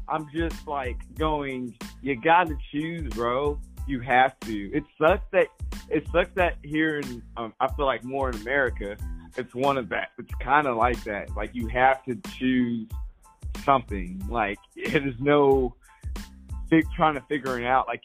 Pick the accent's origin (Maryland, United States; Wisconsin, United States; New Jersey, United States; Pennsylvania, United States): New Jersey, United States; And then now I'm, I'm from Jersey.